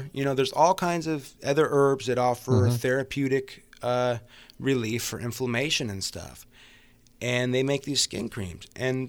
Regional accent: Napa, California, United States; I mean, I grew up in Napa. We were afraid of Vallejo.

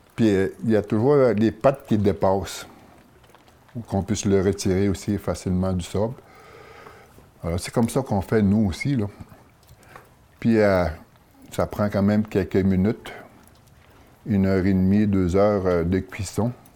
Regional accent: Atikamekw community, Quebec, Canada; je viens de la communauté de Waymond

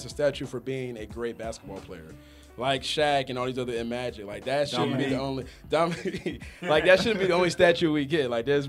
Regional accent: Stone Mountain, Georgia, United States; I grew up in Stone Mountain.

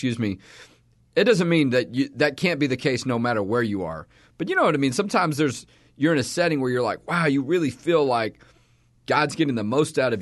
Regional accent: Texas, United States; also born or lived in Houston / Austin / Dallas; I've lived in Texas all my life.

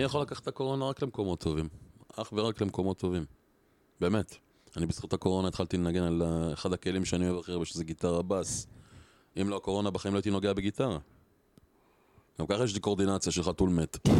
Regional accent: Or Akiva, Haifa District, Israel; אני גדלתי באור עקיבא

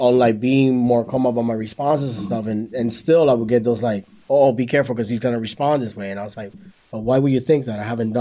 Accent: New York, United States; because before, like, I was from New York, and it was like a thing to like yell

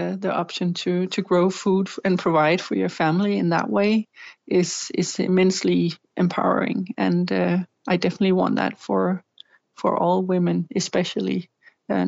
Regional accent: Denmark; here in Denmark

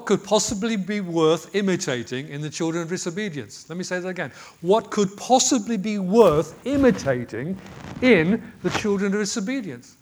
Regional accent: United Kingdom

